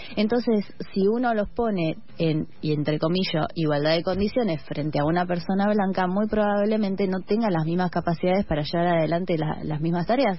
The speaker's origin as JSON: {"language": "Spanish", "country": "Argentina", "said": "como argentines, como latinoamericanos"}